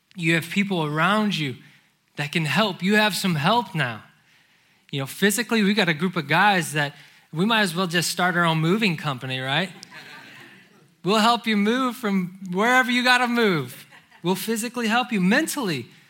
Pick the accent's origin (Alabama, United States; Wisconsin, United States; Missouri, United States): Missouri, United States; St. Louis; moved away as an adult; now in Charlotte, United States; I have been born and raised in St. Louis